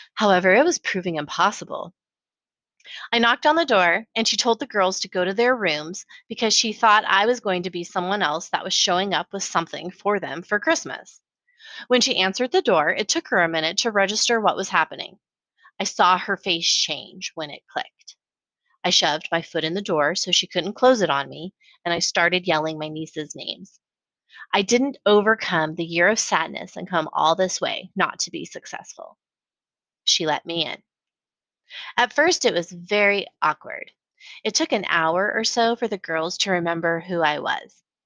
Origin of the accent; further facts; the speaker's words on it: Colorado Springs, Colorado, United States; moved away as an adult; now in Austin, United States; growing up in Colorado Springs